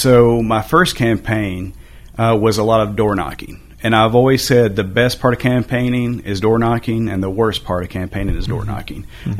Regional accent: Glasgow, Kentucky, United States; moved away as an adult; now in Hendersonville, United States; So I'm from Kentucky. I never thought I would leave Kentucky, moved down here for 5 years in my head with the plan to move back to, you know, my hometown

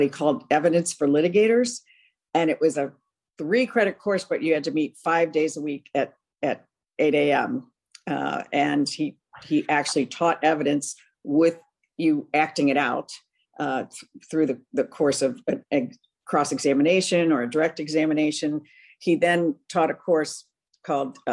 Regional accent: Cleveland, Ohio, United States; moved away as an adult; also born or lived in Philadelphia / Cincinnati; now in Washington, D.C., United States; I was actually born in Philadelphia, but I grew up most of my life in Cleveland

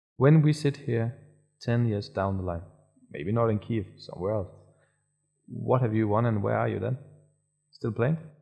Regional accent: Denmark; now I'm from Denmark

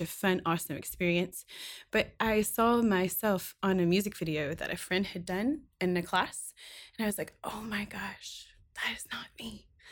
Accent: Kentucky, United States; I was born and raised in Kentucky.

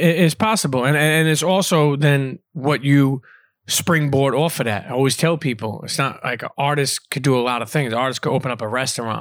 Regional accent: New York City, New York, United States; also born or lived in Bensonhurst, Brooklyn; I grew up in Coney Island, and then I moved to Bensonhurst

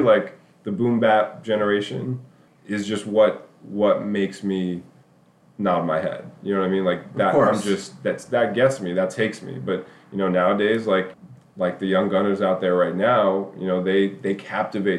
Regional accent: New York City, New York, United States; moved away; I was a little white boy growing up in Midtown Manhattan, you know, in the early 90s

